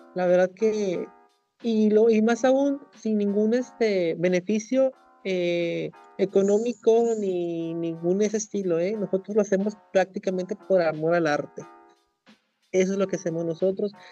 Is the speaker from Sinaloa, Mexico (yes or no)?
no; Mulegé, Baja California Sur, Mexico; moved away as an adult; now in La Paz, Mexico; yo soy de Baja California Sur, en un lugar que se llama Mulegé, que es al norte, del municipio